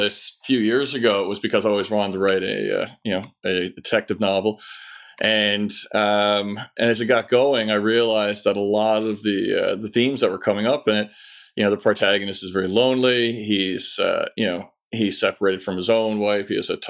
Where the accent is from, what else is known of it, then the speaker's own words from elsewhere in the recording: Newfoundland and Labrador, Canada; moved away as an adult; also born or lived in Ottawa; now in London, United Kingdom; My now ex-wife. I moved away from Newfoundland when I was 22 with the young lady in question. We lived in Ottawa, Ontario for about 8 years.